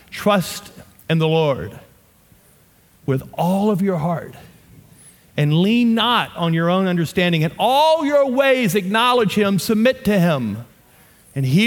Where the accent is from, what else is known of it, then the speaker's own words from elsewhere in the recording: the South, United States; accent: southern; Batak, and I just butchered that with my southern accent, but that's how you say it.